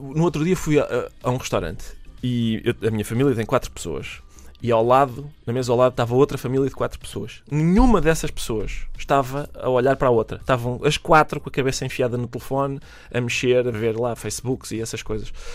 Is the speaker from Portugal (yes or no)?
yes; Minho, Portugal; da paisagem do Minho, de onde eu sou oriundo